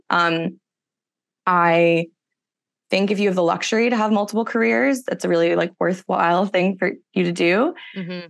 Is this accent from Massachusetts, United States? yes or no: yes; Massachusetts, United States; moved away as an adult; also born or lived in California; I grew up in Massachusetts, came out to California for college